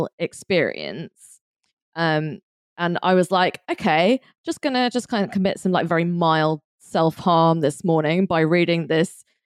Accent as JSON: {"language": "English", "region": "London", "country": "United Kingdom", "tie": "born or raised there", "said": "I grew up in London"}